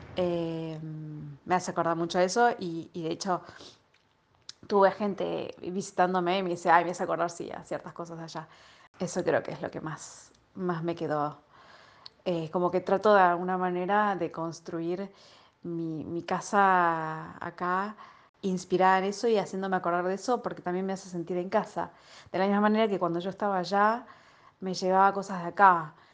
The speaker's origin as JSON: {"language": "Spanish", "country": "Argentina", "moved": "yes", "said": "cuando venís de una cultura como la Argentina"}